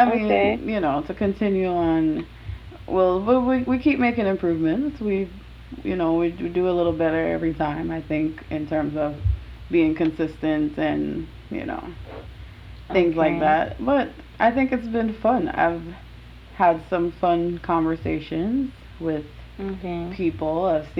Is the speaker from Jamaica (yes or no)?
yes; Jamaica; Every time I tell somebody I'm Jamaican, they're like, oh, you don't have an accent.